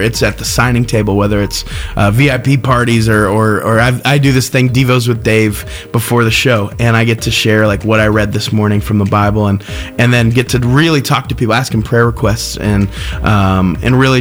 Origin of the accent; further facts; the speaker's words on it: Terre Haute, Indiana, United States; I'm from Terre Haute, Indiana